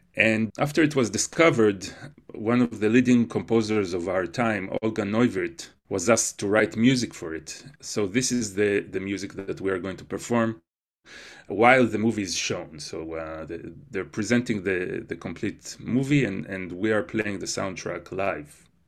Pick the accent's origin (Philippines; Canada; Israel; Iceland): Israel; moved away; growing up in Israel